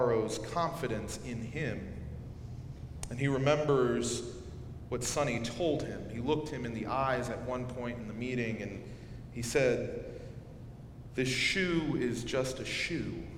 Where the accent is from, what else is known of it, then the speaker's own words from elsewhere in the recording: North Carolina, United States; Wilmington, North Carolina, my home state